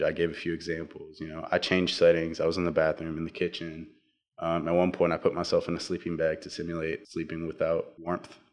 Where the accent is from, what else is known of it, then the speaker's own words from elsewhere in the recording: Navasota, Texas, United States; I'm from Navasota, Texas, and I go to Navasota High School